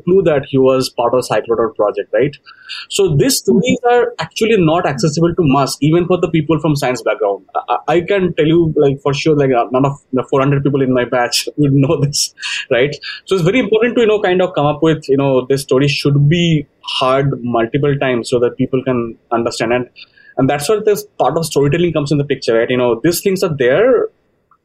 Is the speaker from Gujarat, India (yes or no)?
no; Kolkata, West Bengal, India; I come from Calcutta too